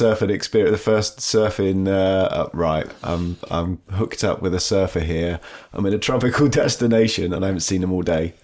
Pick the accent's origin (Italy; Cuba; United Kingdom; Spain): United Kingdom; Devon, South West England; also born or lived in Dorset; I grew up in Dorset originally, but was, spent most of my time in Devon